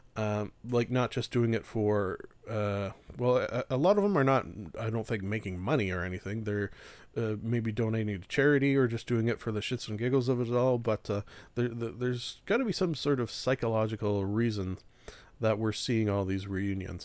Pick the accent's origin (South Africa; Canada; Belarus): Canada; being Canadian